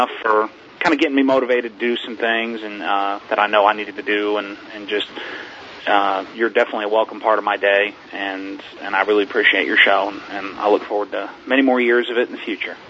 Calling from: Pensacola, Florida, United States; I'm calling from Pensacola, Florida, and I really enjoy your show.

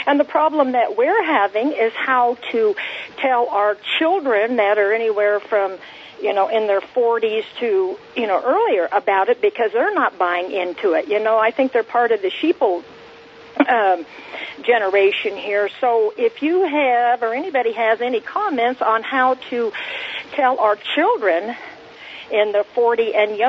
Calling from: Arizona, United States; I'm calling from Arizona.

